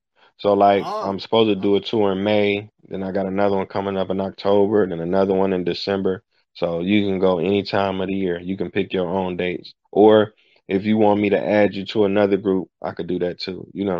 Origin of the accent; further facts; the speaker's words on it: Cleveland, Ohio, United States; also born or lived in Johannesburg, South Africa; I'm from Cleveland, Ohio.